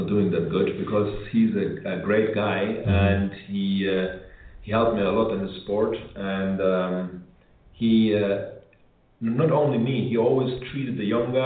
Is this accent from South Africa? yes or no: no; Germany; moved away as an adult; I grew up in Germany